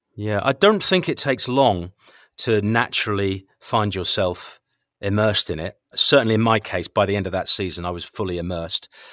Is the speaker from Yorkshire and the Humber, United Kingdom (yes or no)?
no; Norwich, East of England, United Kingdom; moved away as an adult; I'm from Norwich originally